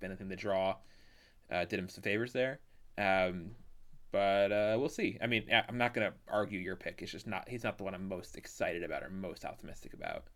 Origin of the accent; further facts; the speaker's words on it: Canada; as a Canadian